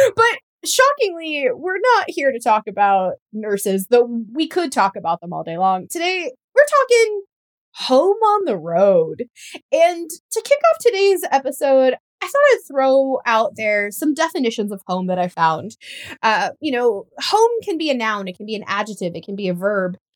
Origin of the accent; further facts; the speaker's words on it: Oklahoma, United States; my home state of Oklahoma